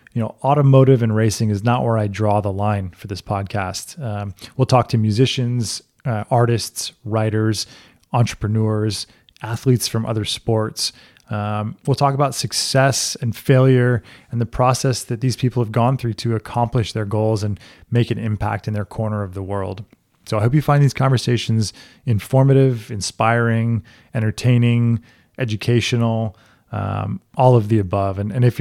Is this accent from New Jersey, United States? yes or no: no; Amherst, Massachusetts, United States; born there; also born or lived in Wilmington, North Carolina / St. Croix, U.S. Virgin Islands / South Florida; I'm originally from Amherst, Massachusetts. That's where I was born. And then my family moved around a bit when I was younger.